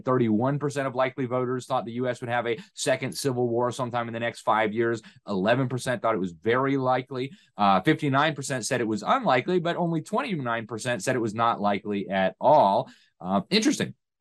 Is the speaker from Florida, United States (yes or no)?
yes; Miami, Florida, United States; my hometown of Miami